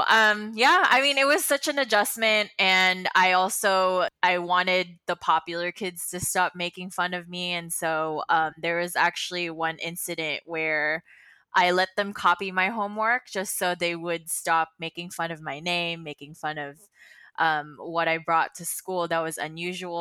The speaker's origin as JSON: {"language": "English", "country": "Philippines", "tie": "born or raised there", "moved": "yes", "lives_now": "Los Angeles, United States", "said": "I grew up in the Philippines"}